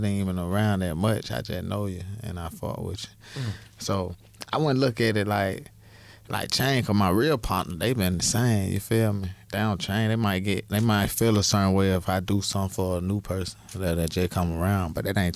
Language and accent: English; Atlanta, Georgia, United States; I'm from Summer Hill. That's in Atlanta, Georgia, right down the street from Turner Field